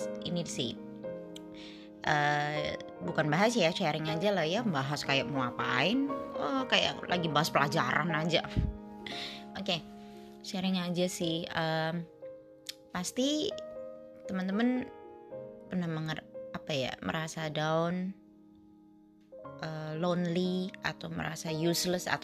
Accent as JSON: {"language": "Indonesian", "town": "Surabaya", "region": "East Java", "country": "Indonesia", "said": "asal dari Surabaya."}